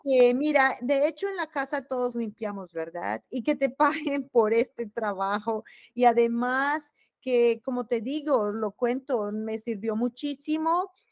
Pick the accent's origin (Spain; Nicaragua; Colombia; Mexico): Colombia; Bogotá; moved away as an adult; also born or lived in Europe; now in Terre Haute, United States; yo soy muy orgullosa de ser bogotana